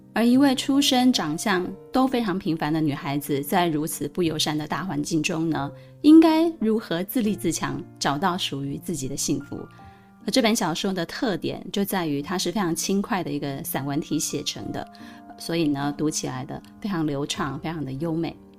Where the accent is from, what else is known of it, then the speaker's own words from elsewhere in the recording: Pingtung, Pingtung County, Taiwan; moved away; 我生长在南台湾非常纯朴的屏东